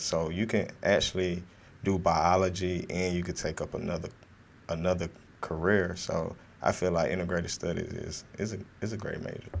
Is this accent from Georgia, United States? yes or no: yes; Fort Valley, Georgia, United States; I'm from Fort Valley, Georgia, um, south of Atlanta, near Macon, Georgia, 15 minutes from Macon, Georgia, small, small town